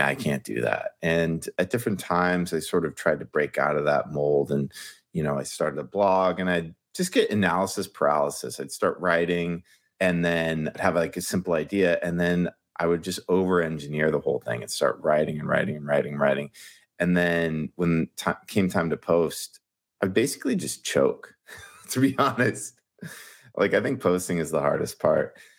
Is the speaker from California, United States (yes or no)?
yes; Ventura, California, United States; moved away as an adult; now in New York, United States; I'm from Southern California, grew up in Ventura, which is just sort of between L A and Santa Barbara.